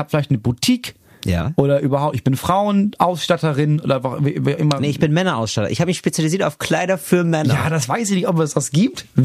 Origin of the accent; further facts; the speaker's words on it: Schleswig-Holstein, Germany; ich komme aus Schleswig-Holstein.